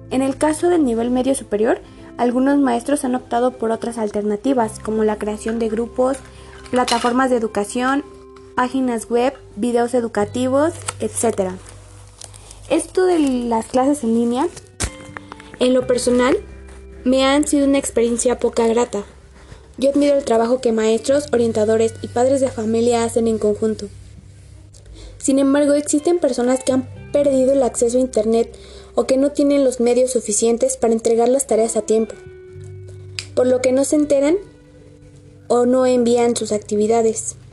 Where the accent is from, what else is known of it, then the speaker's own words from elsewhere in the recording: Mexico; les hablaré acerca de una de las situaciones que nos atormenta a todos como mexicanos